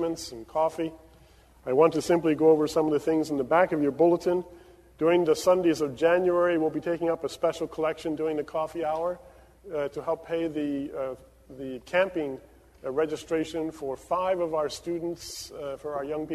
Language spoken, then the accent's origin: English; Caracas, Capital District, Venezuela; now in New Brunswick, United States; where I grew up in Caracas, Venezuela